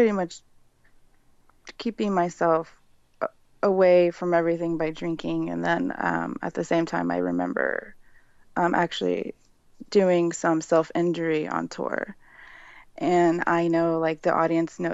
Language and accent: English; San Antonio, Texas, United States; I grew up in San Antonio. I still live here currently, San Antonio, Texas